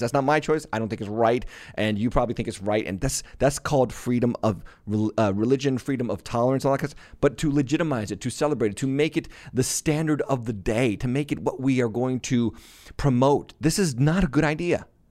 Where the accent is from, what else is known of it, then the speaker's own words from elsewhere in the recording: Massachusetts, United States; I was born in Massachusetts